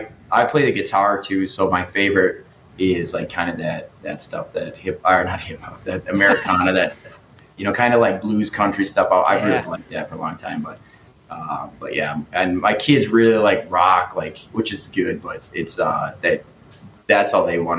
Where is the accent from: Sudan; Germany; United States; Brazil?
United States; Green Bay, Wisconsin; also born or lived in Eau Claire, Wisconsin / Sheboygan, Wisconsin; I was born in Eau Claire, Wisconsin, but like in second grade, I moved to Sheboygan, mm-hmm. lived there for a while and then moved up to Green Bay. So most of my life, I lived on the east side of Wisconsin